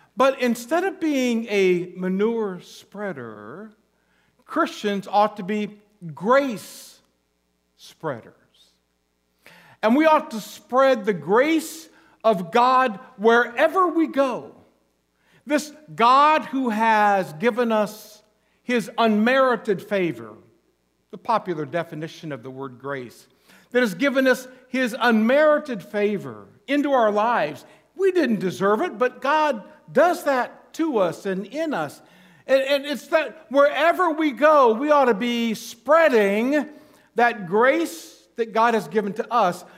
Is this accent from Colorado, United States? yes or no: no; Goshen, Indiana, United States; now in Alaska, United States; when I was growing up in northern Indiana, my hometown, Goshen, Indiana